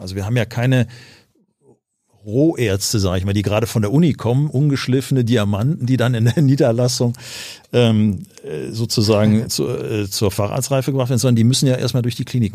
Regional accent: Düsseldorf, North Rhine-Westphalia, Germany; also born or lived in Cologne; ich bin geboren in Köln, aufgewachsen in Düsseldorf

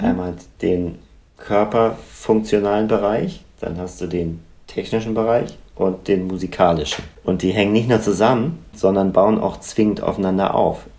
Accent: Northern Germany, Germany; bei uns im Norden

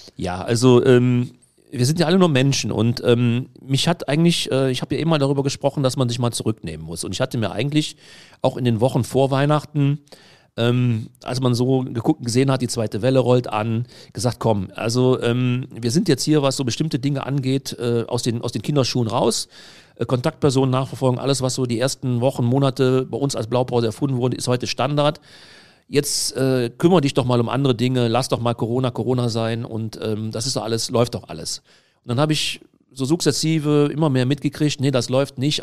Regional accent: Heinsberg district, North Rhine-Westphalia, Germany; ich komme aus dem Kreis Heinsberg

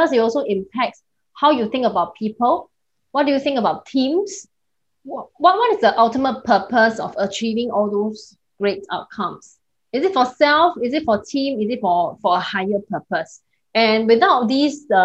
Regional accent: Singapore; I'm based in Singapore. I'm a Singaporean

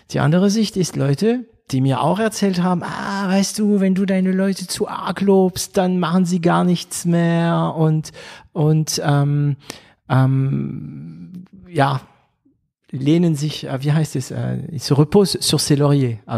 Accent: Baden-Württemberg, Germany; ich bin Schwabe. Ich wäre, ähm, ja, ich, vielleicht wäre ich lieber Badener, weil äh, ich liebe Karlsruhe, aber ich bin Schwabe, ich bin stolzer Schwabe.

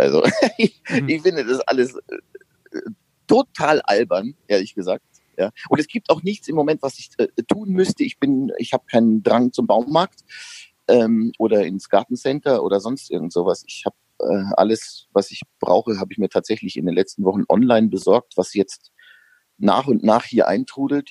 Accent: Upper Palatinate, Bavaria, Germany; Obwohl ich in einer, in der tiefsten Gegend Bayerns groß geworden bin, in der Oberpfalz

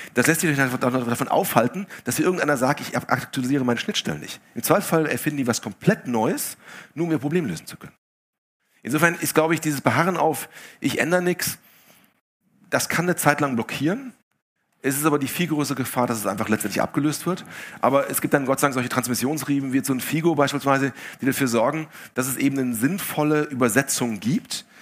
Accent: Essen, North Rhine-Westphalia, Germany; ich bin in Essen aufgewachsen

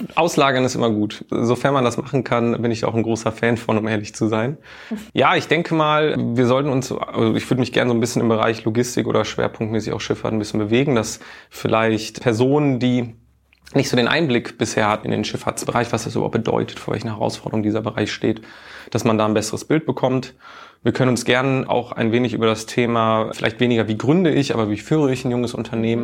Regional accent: Duisburg, North Rhine-Westphalia, Germany; now in Hamburg, Germany; Ich komme ursprünglich gar nicht aus Hamburg, sondern aus dem Ruhrgebiet, aus Duisburg

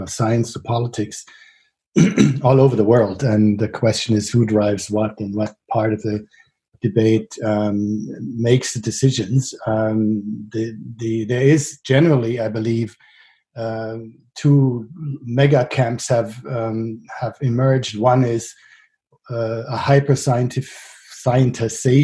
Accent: Frankfurt, Hesse, Germany; places like Sossenheim and Bonnames in my hometown of Frankfurt

